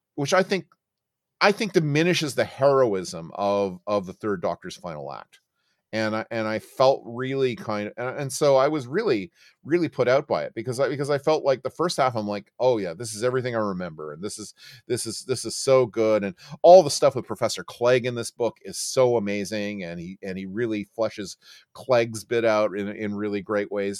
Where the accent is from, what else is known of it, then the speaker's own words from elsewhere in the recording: Oakville, Ontario, Canada; I grew up in Oakville, Ontario